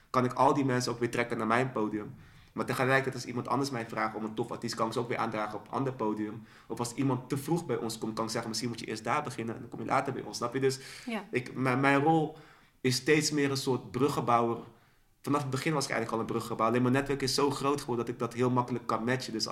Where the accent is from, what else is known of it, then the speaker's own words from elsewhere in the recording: Dordrecht, South Holland, Netherlands; Ehm, wij komen uit Dordrecht. Ja. Dus we hadden zo een underdog-positie.